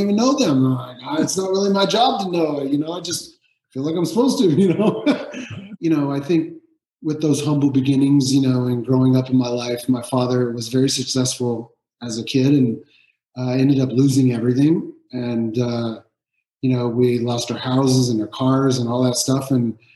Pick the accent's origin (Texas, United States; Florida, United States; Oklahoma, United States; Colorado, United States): Texas, United States; near Dallas; also born or lived in Amarillo, Texas; I grew up in a town in Texas, about an hour from Dallas. I was born in Amarillo, but moved when I was just before I was one.